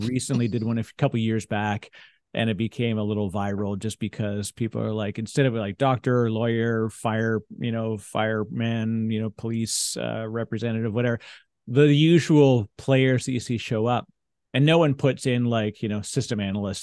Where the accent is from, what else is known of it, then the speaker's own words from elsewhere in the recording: Canada; we're both Canadian